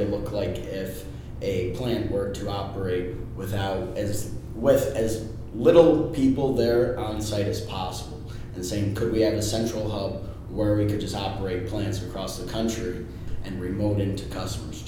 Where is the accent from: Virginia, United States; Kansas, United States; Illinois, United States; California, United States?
Illinois, United States; Chicago; also born or lived in Indiana; born and raised in Chicago